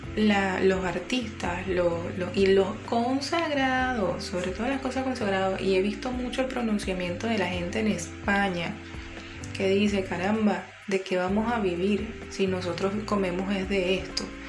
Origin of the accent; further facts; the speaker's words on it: Guayana, Venezuela; moved away; also born or lived in Caracas; mi tierra guayana